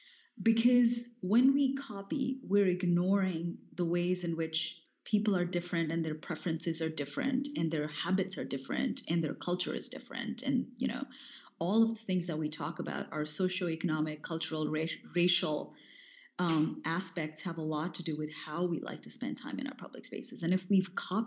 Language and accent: English; North India, India; growing up in India, because I grew up in North India